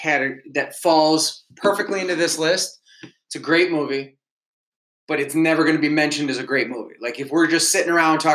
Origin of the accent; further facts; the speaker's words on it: Bloomfield Hills, Michigan, United States; moved away as an adult; which is right next to where I grew up in Bloomfield Hills.